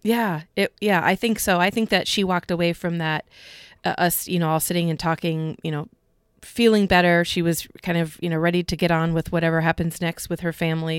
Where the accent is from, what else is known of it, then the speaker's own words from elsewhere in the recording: Iowa, United States; we're from Iowa